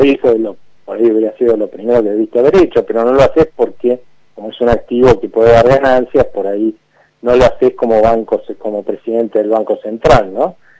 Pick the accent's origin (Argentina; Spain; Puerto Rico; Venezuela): Argentina